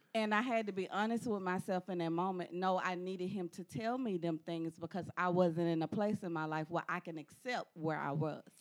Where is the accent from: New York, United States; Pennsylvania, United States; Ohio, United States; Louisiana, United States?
Louisiana, United States; Baton Rouge; I am from Baton Rouge, Louisiana.